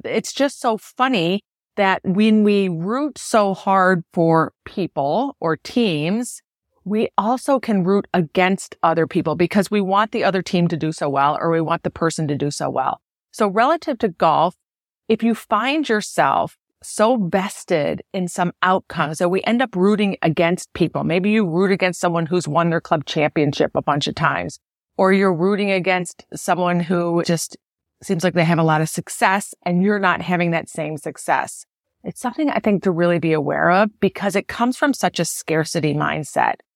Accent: Buffalo, New York, United States; I'm from Buffalo

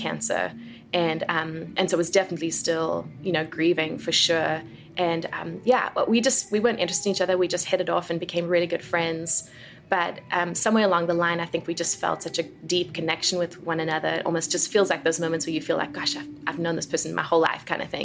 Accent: South Africa; moved away as an adult; now in United States; I was born and raised in South Africa

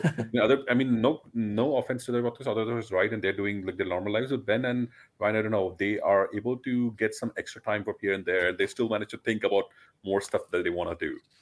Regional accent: India; I come from India

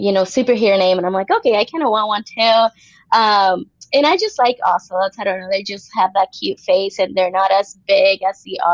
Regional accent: Puerto Rico; moved away as an adult; also born or lived in Indiana, United States; now in Las Vegas, United States; I was born in Puerto Rico, so I'm from there, and I was actually raised there as well

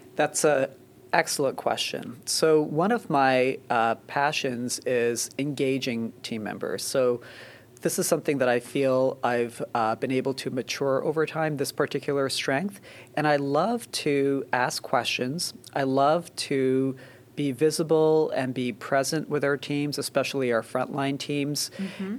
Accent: Canada; moved away as an adult; also born or lived in Boston / Philadelphia; now in New Jersey, United States; I grew up in Canada and uh, went to med school in Canada

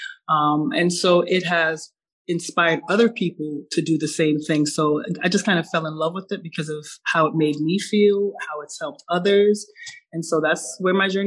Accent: Jamaica; I'm from Jamaica. And so coming up with Caribbean parents

